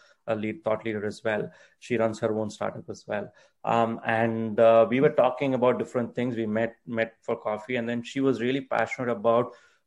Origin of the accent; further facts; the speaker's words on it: India; English is a second language; I'm from India